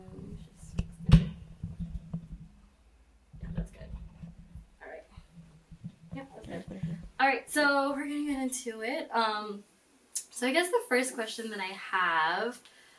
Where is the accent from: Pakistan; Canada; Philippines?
Philippines; And us being Filipino